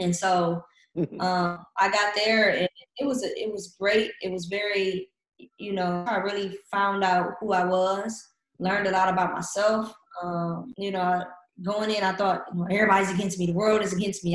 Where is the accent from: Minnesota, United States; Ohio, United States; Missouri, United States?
Ohio, United States; Cleveland; moved away as an adult; also born or lived in Finland / Germany; coming from Cleveland and the area that I come from